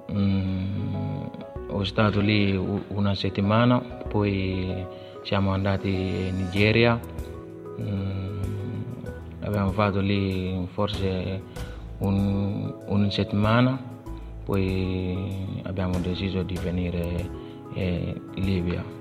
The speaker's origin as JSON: {"language": "Italian", "country": "Mali", "also_born_or_lived": "Libya", "second_language": "Italian", "moved": "yes", "lives_now": "Italy", "said": "vengo dal Mali, ho 18 anni."}